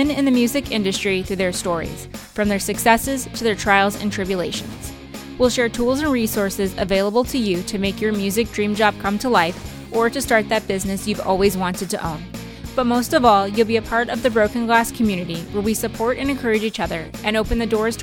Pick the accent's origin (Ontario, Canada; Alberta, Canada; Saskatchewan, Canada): Alberta, Canada; Calgary; moved away; also born or lived in Los Angeles; I'm actually originally from Calgary, Alberta